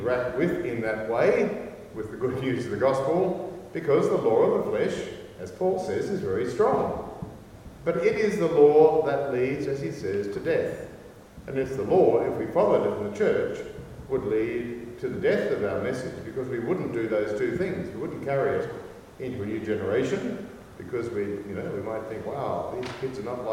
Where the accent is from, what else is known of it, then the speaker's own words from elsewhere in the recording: Australia; I'm Australian.